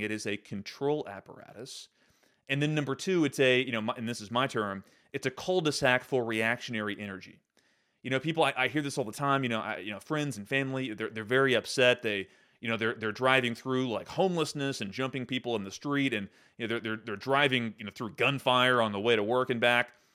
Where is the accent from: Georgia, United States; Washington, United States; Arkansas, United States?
Arkansas, United States; Central; I grew up in the Episcopal Church." uh, here in Central Arkansas